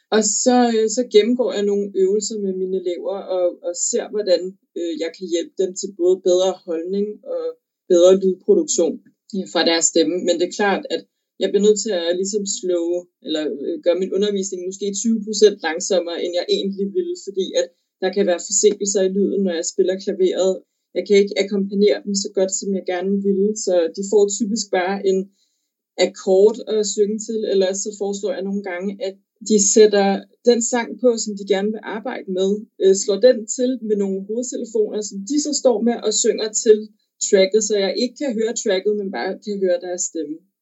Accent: Copenhagen, Capital Region of Denmark, Denmark; moved away as an adult; also born or lived in London; now in Brighton, United Kingdom; jeg havde mødt en, en ret fantastisk sanglærer øh, hjemme i København

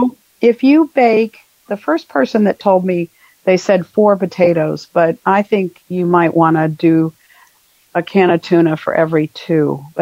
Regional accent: Dothan, Alabama, United States; I'm from Dothan, Alabama.

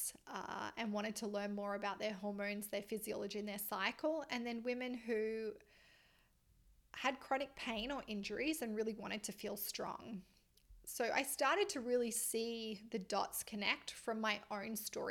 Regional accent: Australia; moved away as an adult; also born or lived in Melbourne, Australia; now in Canada; I'm Australian

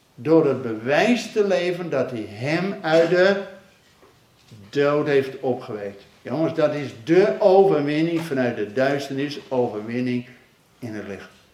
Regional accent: Netherlands

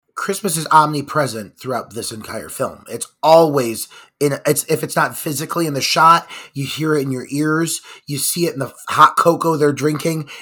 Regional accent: Cleveland, Ohio, United States; my hometown of Cleveland, Ohio.

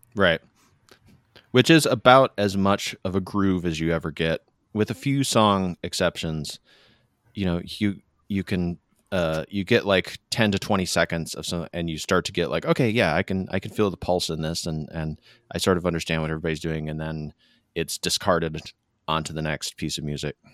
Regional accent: Michigan, United States; the malls where I grew up in Michigan.

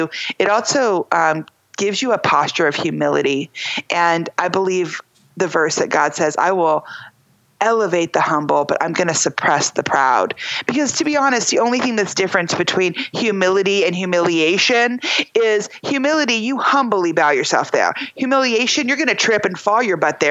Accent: United States; I'm from America

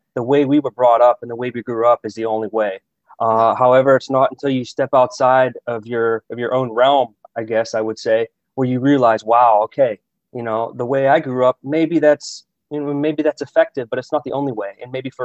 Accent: Pittsburgh, Pennsylvania, United States; also born or lived in Germany / Italy; now in Austria; I'm from Pittsburgh originally.

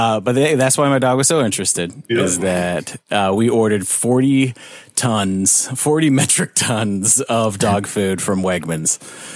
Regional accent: North Carolina, United States; accent: North Carolina; And so we're in North Carolina, you can tell by my accent.

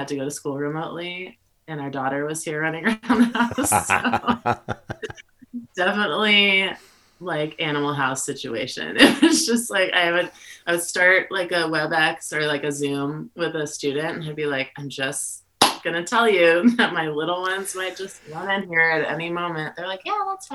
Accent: Bend, Oregon, United States; I'm 38 and I'm from Bend, Oregon in the United States

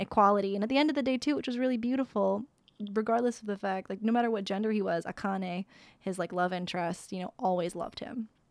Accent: Sault Ste. Marie, Ontario, Canada; moved away; I came from Sault Ste. Marie

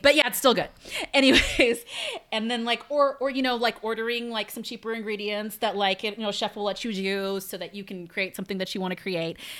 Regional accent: United States; growing up in America

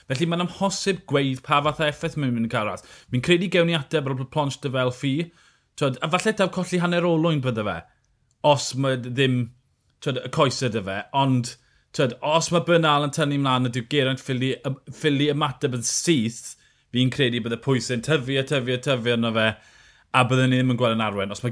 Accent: Wales, United Kingdom; fel Cymro, fi'n gyfidio.

